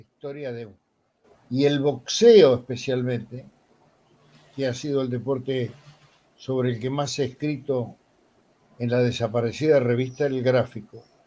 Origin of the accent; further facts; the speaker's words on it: Buenos Aires, Argentina; also born or lived in Montevideo, Uruguay; yo nací en 1940, nací en Montevideo, pero muy pequeño viajé a Buenos Aires, mi familia me trajo a Buenos Aires, y vivíamos en una casa de inquilinato, acá se llama conventillo